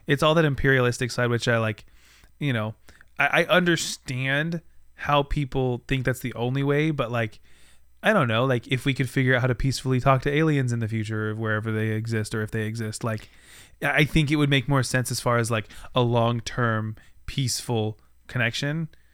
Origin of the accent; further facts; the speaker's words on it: United States; on our continent as an American